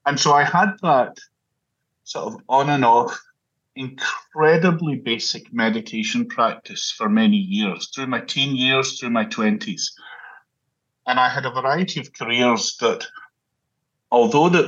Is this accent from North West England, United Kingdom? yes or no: no; Glasgow, Scotland, United Kingdom; So I was born and brought up in Glasgow in Scotland.